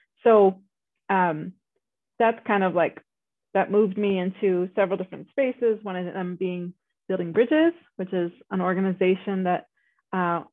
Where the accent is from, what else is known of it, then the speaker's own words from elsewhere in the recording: South Elgin, Illinois, United States; now in Colorado, United States; I grew up in South Elgin, which is a majority white suburb actually.